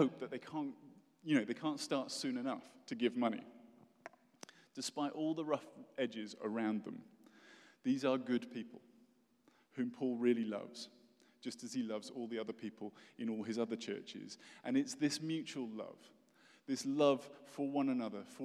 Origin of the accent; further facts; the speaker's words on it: United Kingdom; moved away as an adult; now in United States; I'm British